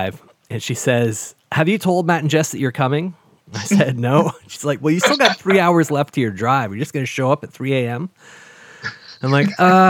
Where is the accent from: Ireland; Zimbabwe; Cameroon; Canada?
Canada; growing up as a kid in Canada